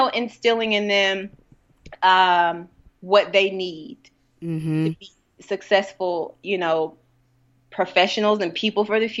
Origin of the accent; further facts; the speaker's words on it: Hattiesburg, Mississippi, United States; Hattiesburg shaped me into loving and accepting, but being cautious, you know, of how the world works today.